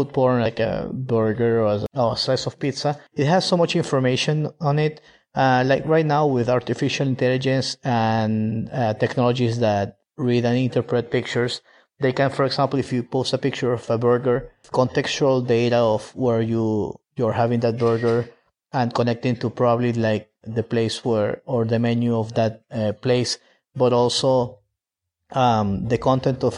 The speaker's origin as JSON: {"language": "English", "town": "Maracaibo", "region": "Zulia", "country": "Venezuela", "tie": "born or raised there", "said": "Maracaibo, the city where I grew up"}